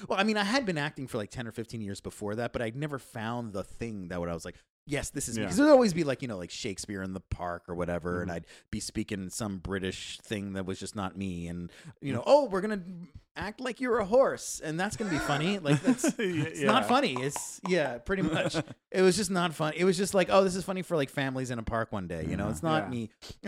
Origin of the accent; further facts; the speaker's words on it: United States; Yeah. Well, I'm American.